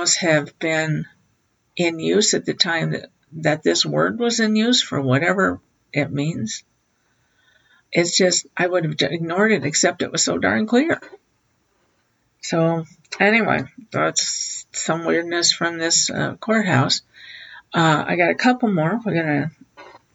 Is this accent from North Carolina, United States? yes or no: no; South Central Wisconsin, United States; I grew up in South Central Wisconsin